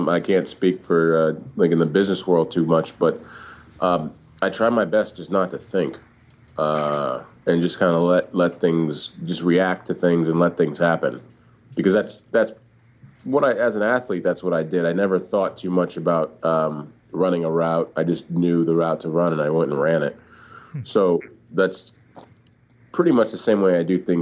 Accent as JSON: {"language": "English", "region": "Southern California", "country": "United States", "tie": "born or raised there", "also_born_or_lived": "Orange County / Ventura County / Los Angeles / Oxnard, California", "said": "I grew up in and around Southern California. I lived everywhere from Orange County to Ventura County to Los Angeles, went to high school up in Oxnard, California"}